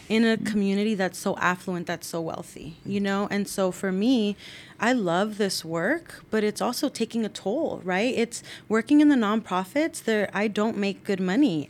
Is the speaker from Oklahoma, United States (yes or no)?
no; San Rafael, California, United States; growing up in San Rafael, you know, being from a working class background